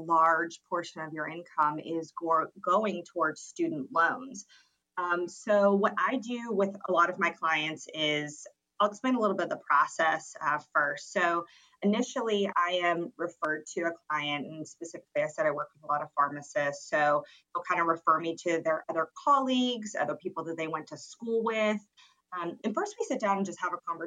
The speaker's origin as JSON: {"language": "English", "region": "Georgia", "country": "United States", "moved": "as an adult", "said": "I'm originally from Georgia, the Peach State"}